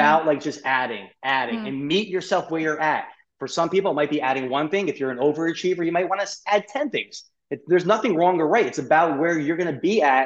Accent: New York, United States; I'm a New Yorker. I talk fast.

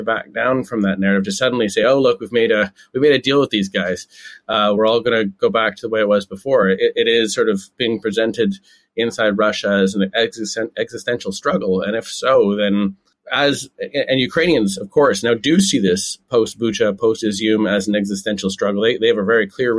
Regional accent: Canada; moved away; I'm Canadian. I haven't lived there for a while now

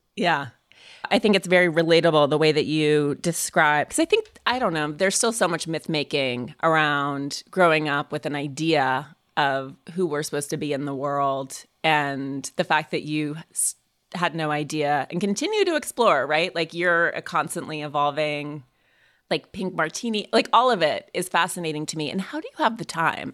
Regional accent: Montana, United States; I grew up in Montana

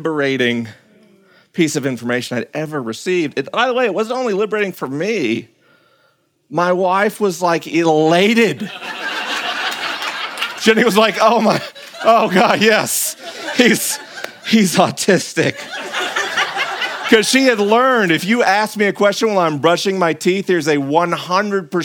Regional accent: the South, United States; growing up in the South in a culture that in no way would tolerate variance from social norms

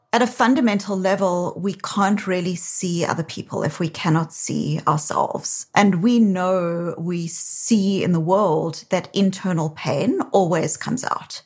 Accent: South Africa; accent: South African; now in Boston, United States; you can hear from my accent. While I live in Boston, I'm originally from South Africa

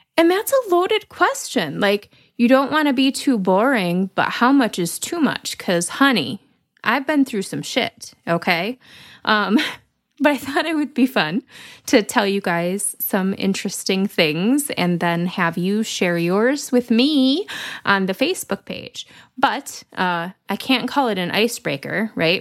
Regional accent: Lansing, Michigan, United States; I grew up in South Lansing

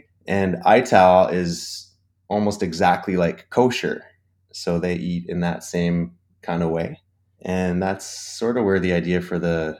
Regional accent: Ontario, Canada; I'm from Ontario.

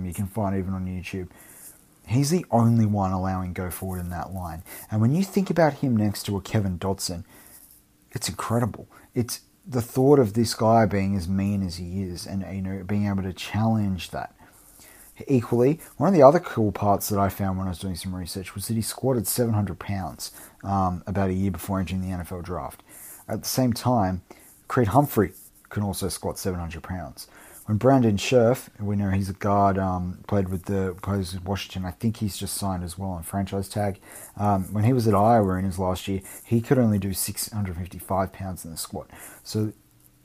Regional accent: Australia; as an Aussie

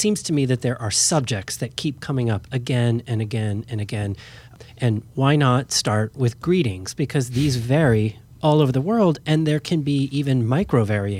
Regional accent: United States; this all filters still through me as an American, right?

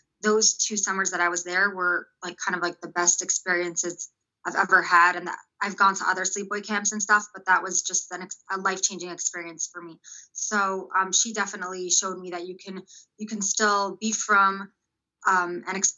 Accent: Los Angeles, California, United States; also born or lived in Israel; I grew up in North Hollywood, Valley Village in California

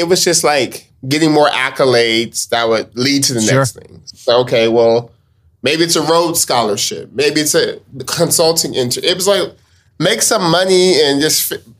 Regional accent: Stockton, California, United States; Born and raised in Stockton.

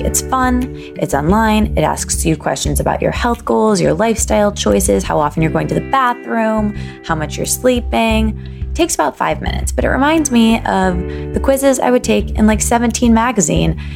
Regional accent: Michigan, United States; moved away as an adult; now in New York City, United States; my hometown slash my college town, same place for me

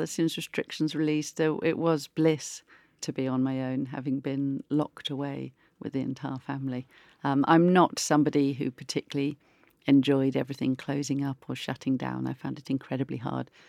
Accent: Oakham, East Midlands, United Kingdom; also born or lived in Melton Mowbray; I grew up in Oakham

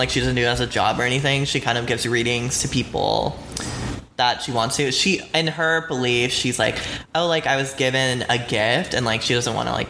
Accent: South Carolina, United States; also born or lived in Atlanta, Georgia / Florida; Okay, so I was born in Atlanta, Georgia. And then I was moved to South Carolina with my family. And then that's kind of where I was raised.

